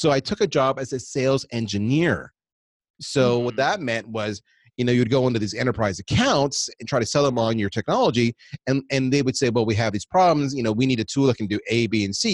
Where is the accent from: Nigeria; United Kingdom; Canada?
Canada; also born or lived in United States; we're Canadian